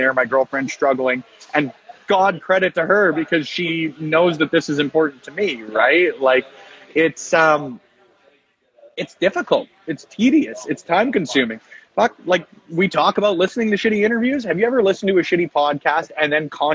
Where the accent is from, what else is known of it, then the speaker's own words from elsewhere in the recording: Edmonton, Alberta, Canada; I'm from Edmonton